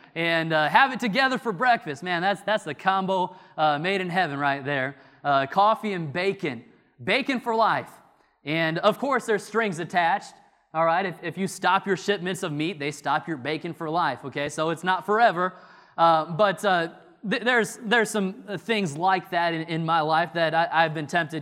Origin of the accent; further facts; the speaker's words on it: Illinois, United States; moved away as an adult; now in North Carolina, United States; I'm from Illinois.